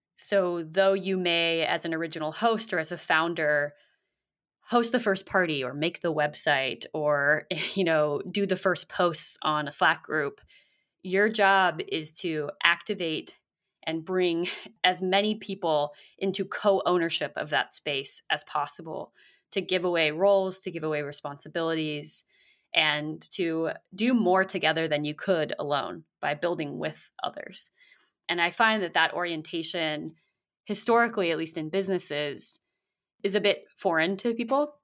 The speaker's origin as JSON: {"language": "English", "area": "South Bay, Bay Area", "region": "California", "country": "United States", "tie": "born or raised there", "said": "I grew up in the South Bay near San Jose and Santa Cruz"}